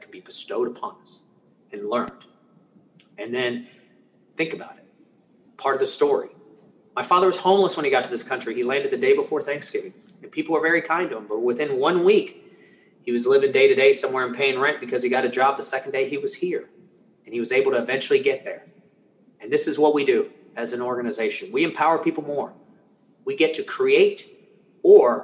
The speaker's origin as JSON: {"language": "English", "town": "Atlanta", "region": "Georgia", "country": "United States", "tie": "born or raised there", "first_language": "Spanish", "second_language": "English", "said": "I grew up in inner city Atlanta"}